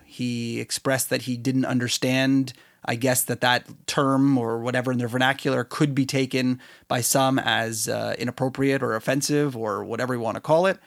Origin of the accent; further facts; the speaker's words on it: Canada; I'm Canadian